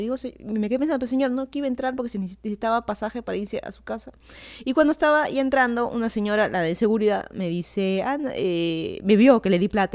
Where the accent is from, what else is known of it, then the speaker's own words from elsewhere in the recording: Lima, Peru; moved away as an adult; also born or lived in Miami, United States; now in Virginia, United States; yo soy de Lima, Perú, me mudé a Estados Unidos hace un poco más de dos años